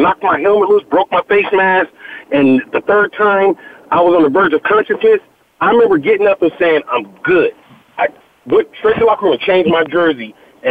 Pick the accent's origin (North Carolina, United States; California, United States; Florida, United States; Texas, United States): California, United States; San Diego; moved away as an adult; also born or lived in Wyoming; I'm born and raised in San Diego